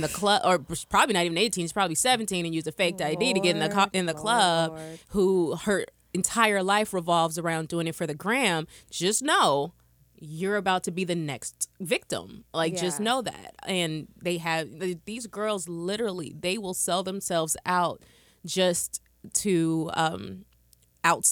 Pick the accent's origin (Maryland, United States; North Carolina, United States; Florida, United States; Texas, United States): Texas, United States; Austin; I'm from Austin, Texas.